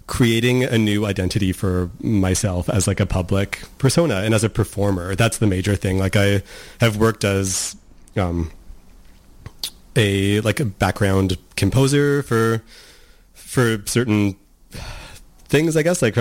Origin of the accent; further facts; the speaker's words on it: Vancouver Island, British Columbia, Canada; moved away as an adult; also born or lived in Montreal; now in Vancouver, Canada; I grew up on Vancouver Island, lived in Montreal for 3 years, and then moved here in sort of like my mid